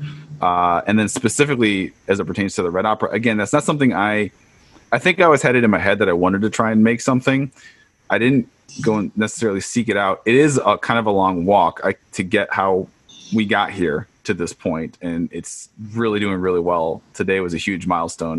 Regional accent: Chicago, Illinois, United States; moved away; We're both originally from Chicago

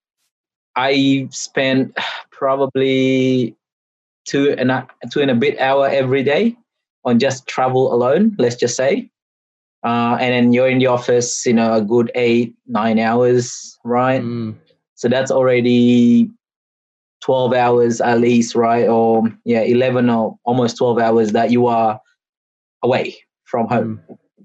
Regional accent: Australia; I've done multiple moves in my, you know, in my time in Australia, whether as a kid or as an adult

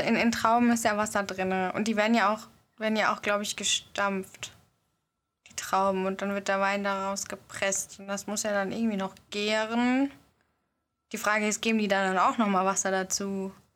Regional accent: Odenwald, Germany; bei uns im Odenwald

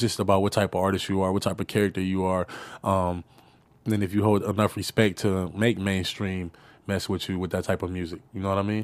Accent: Los Angeles, California, United States; I come from South Central

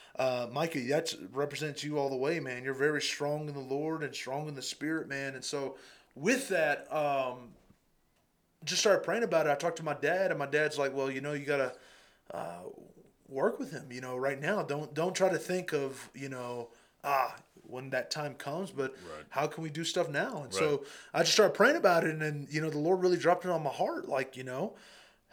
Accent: Eloy, Arizona, United States; I'm a little boy from Eloy, Arizona

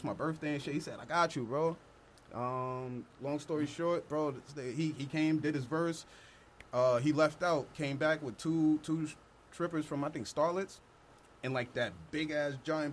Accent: New York City, New York, United States; accent: Long Island; also born or lived in Long Island, New York; growing up in the Bronx

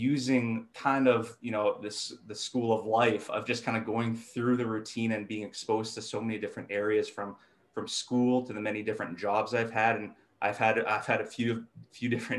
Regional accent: Thompson, Manitoba, Canada; now in Winnipeg, Canada; I grew up in Thompson, Manitoba, so 800 kilometers north of Winnipeg here

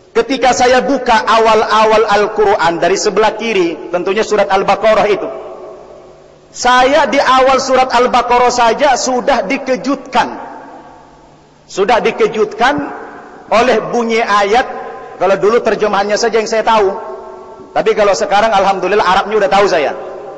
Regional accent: North Tapanuli, North Sumatra, Indonesia; Saya dilahirkan di daerah Tapanduli Utara, Sumatera Utara

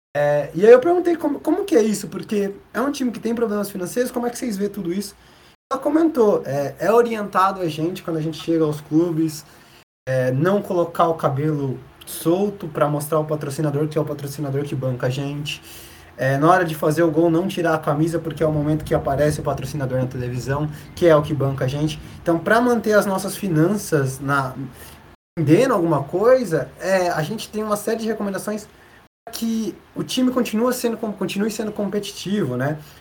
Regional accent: São José dos Campos, São Paulo, Brazil; eu sou oriundo de São José dos Campos

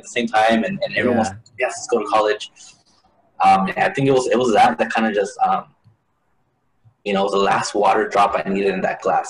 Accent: Hayward, California, United States; also born or lived in El Paso, Texas / Ciudad Juarez, Chihuahua, Mexico; And then in the middle of that fifth year of my life, we actually packed it up and went to Hayward, California

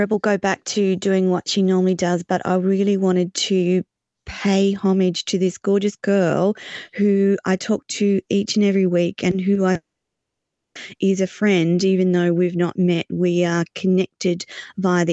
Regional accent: Australia; I'm an Australian

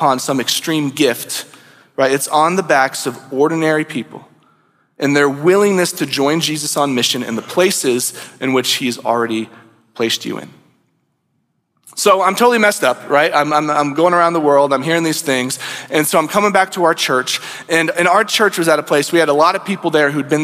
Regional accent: United States; as an American pastor

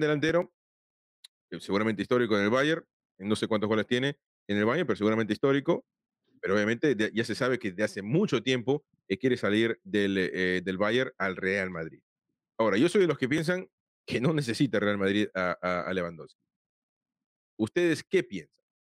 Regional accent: Peru; now in United States; yo soy peruano, vivo acá en Estados Unidos

